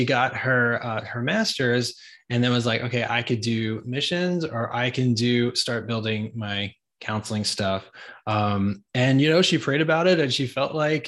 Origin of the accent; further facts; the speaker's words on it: New York, United States; moved away as an adult; now in Atlanta, United States; I was from New York. We chose Atlanta.